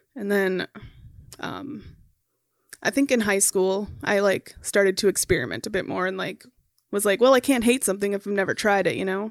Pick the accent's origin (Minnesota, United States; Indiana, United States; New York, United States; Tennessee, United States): Minnesota, United States; Minneapolis; also born or lived in Becker, Minnesota; I grew up in Minneapolis, um, for the first twelve years of my life, and then we moved to Becker in two thousand